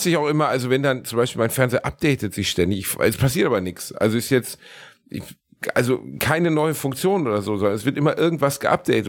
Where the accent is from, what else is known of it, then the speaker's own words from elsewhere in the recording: Gelsenkirchen, North Rhine-Westphalia, Germany; ich komme aus Gelsenkirchen, da gab es keinen Club